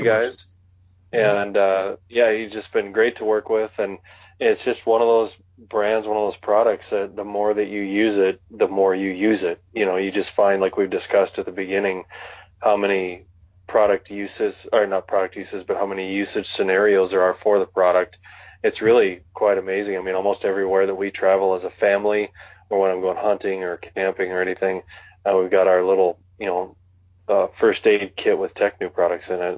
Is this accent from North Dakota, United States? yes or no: yes; western North Dakota, United States; now in Wyoming, United States; growing up in North Dakota, um, the eastern side of the state is more humid